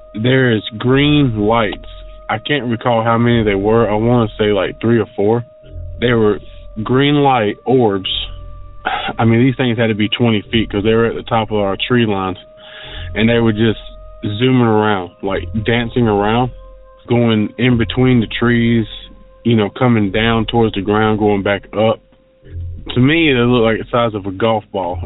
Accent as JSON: {"language": "English", "town": "Rock Hill", "region": "South Carolina", "country": "United States", "said": "I'm from South Carolina, Rock Hill, to be exact"}